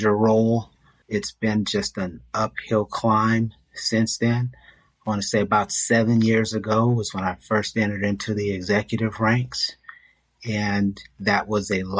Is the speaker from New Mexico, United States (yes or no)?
no; California, United States; Born and raised in California